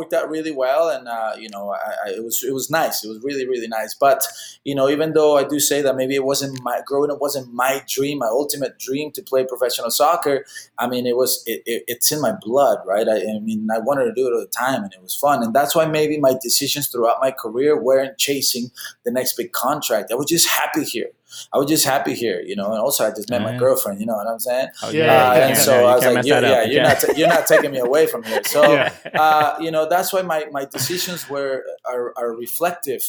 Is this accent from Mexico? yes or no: yes; Mexico; also born or lived in Texas / Austin; now in Orlando, United States; me growing up in Mexico